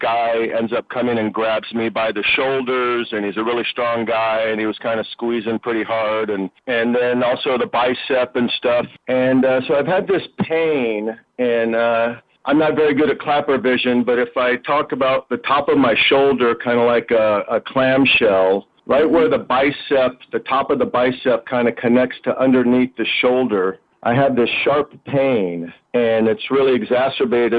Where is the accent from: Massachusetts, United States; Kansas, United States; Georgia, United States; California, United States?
California, United States; Berkeley; I grew up in Berkeley, and we moved to Berkeley so Dad could go from being a general practitioner doctor to a psychiatrist